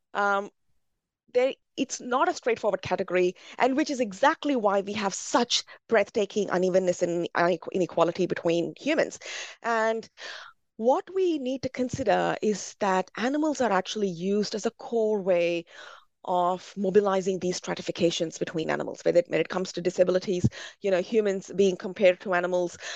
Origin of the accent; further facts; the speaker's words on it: India; as a Brahmin growing up in India